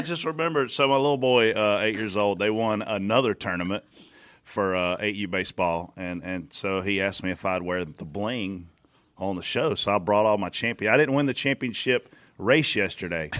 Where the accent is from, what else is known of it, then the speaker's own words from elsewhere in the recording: Pageland, South Carolina, United States; I'm from Pageland